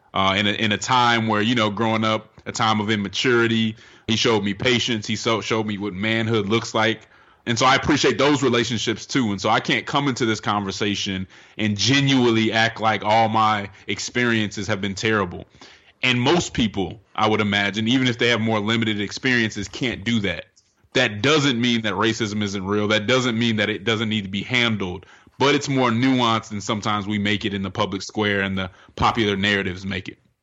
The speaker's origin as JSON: {"language": "English", "town": "Denver", "region": "Colorado", "country": "United States", "moved": "yes", "lives_now": "Atlanta, United States", "said": "I'm from Denver, Colorado"}